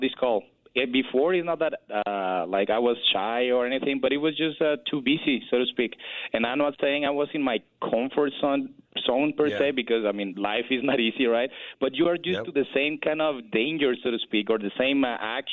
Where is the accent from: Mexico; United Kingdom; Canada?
Mexico; moved away as an adult; now in United States; I lived in Mexico until I was 24